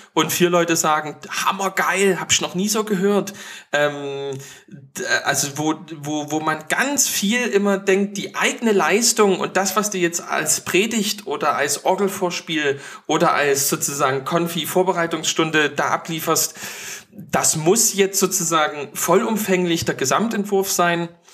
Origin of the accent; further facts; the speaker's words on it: East Germany, Germany; bei uns im Osten